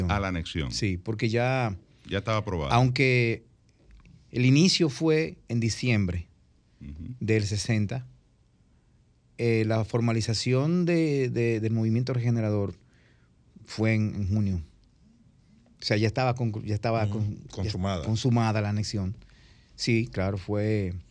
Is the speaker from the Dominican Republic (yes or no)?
yes; Dominican Republic; Somos dominicanos